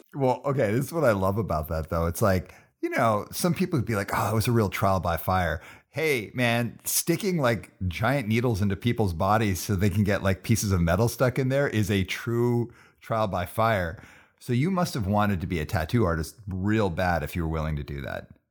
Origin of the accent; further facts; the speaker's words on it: Calgary, Alberta, Canada; moved away as an adult; now in Vancouver, Canada; I grew up in the southeast.